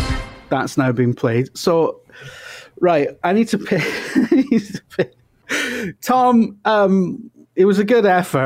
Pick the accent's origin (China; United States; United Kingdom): United Kingdom; Wales; The thing is, right, growing up in Wales